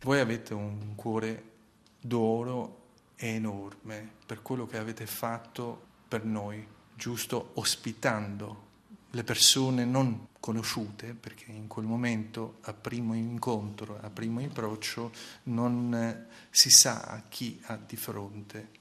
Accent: Shkodër, Shkodër County, Albania; Italian is a second language; now in Italy; Anche se sono scuterino, doc, vado molto fiero per questi ventitré anni in Italia

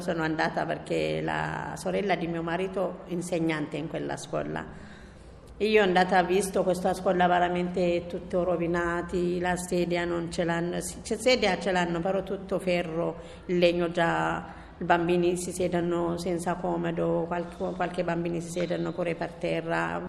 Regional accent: Yemen; Italian is a second language; also born or lived in Ethiopia; now in Rome, Italy; vengo da, dallo Yemen, mio padre è dallo Yemen, mia mamma da Etiopia

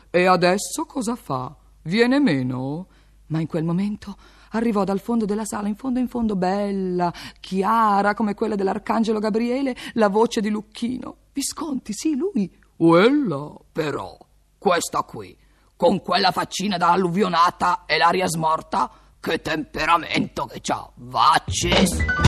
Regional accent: Milan, Lombardy, Italy; io vengo da Milano, città che ha dato molte cose all'Italia

